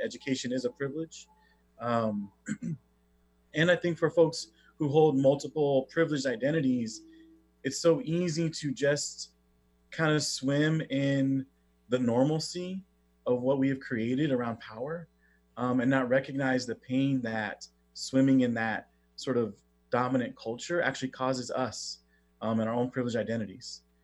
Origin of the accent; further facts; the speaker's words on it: Oxnard, California, United States; I grew up in Southern California, a place called Oxnard